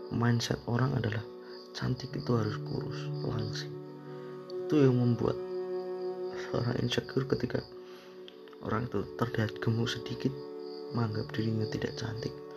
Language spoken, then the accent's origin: Indonesian; Indonesia; kita lahir di Indonesia